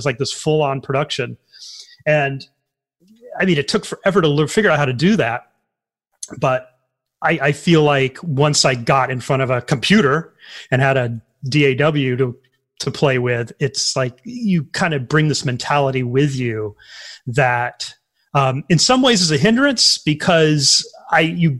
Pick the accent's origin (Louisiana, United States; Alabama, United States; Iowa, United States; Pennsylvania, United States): Louisiana, United States; Tioga; I was in Tioga, Louisiana